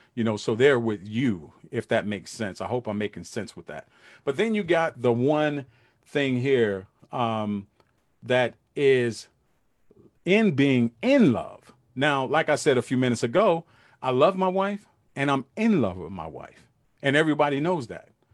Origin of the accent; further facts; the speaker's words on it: New York City, New York, United States; I'm from Brooklyn, New York. I grew up in Brooklyn, New York